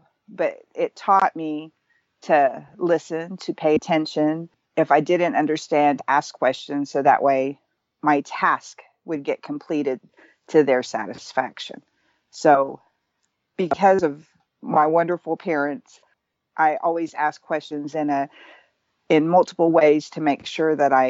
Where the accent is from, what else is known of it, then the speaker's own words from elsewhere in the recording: Hawaii, United States; With Hawaiians, we know it happened. We know that we come from Lemuria. Let me back up just a little further. In our Hawaiian creation chant, it tells us that we come from Makali'i